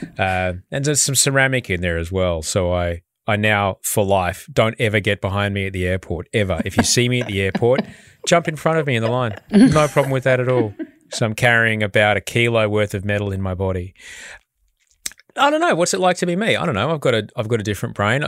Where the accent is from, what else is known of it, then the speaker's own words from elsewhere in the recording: Brisbane, Queensland, Australia; I, I grew up in Brisbane